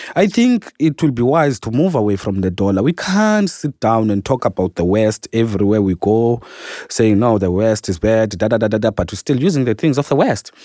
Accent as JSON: {"language": "English", "country": "South Africa", "moved": "as an adult", "lives_now": "Moscow, Russia", "said": "I'm from South Africa"}